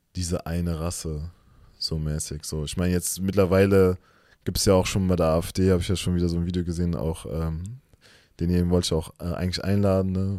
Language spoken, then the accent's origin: German; Germany; wir sind auch zum Beispiel in Deutschland aufgewachsen, geboren